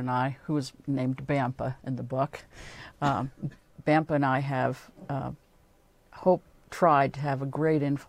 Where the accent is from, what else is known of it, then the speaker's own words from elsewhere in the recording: New Jersey, United States; I'm from New Jersey, and every spring we would go down to Georgia